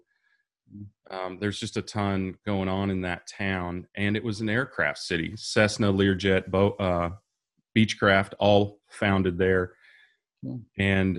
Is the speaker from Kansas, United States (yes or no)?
yes; Kansas, United States; So, I'm originally from Kansas, a small town that most people wouldn't even know, but I've lived all over the states.